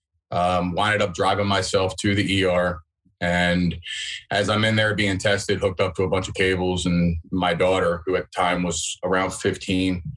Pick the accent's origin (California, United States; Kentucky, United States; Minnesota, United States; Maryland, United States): Maryland, United States; Baltimore; I'm from Baltimore, Maryland